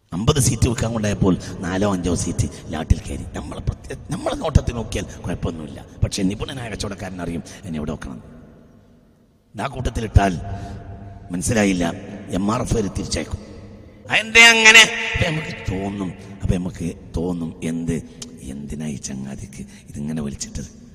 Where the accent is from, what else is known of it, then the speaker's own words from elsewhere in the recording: Nilambur, Kerala, India; ഞങ്ങൾ നിലമ്പൂർക്കാരാണ്